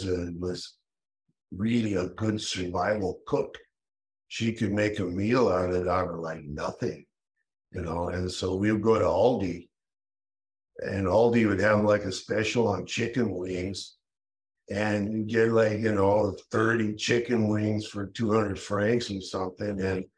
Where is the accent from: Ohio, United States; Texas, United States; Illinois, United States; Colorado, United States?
Colorado, United States; also born or lived in California / Rotterdam / Brussels; now in Athens, Greece; I'm from Colorado, man.